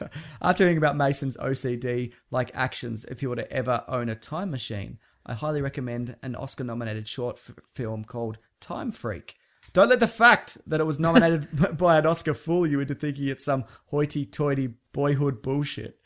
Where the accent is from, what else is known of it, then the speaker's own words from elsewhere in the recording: Australia; I'm Australian. I have a terrible accent.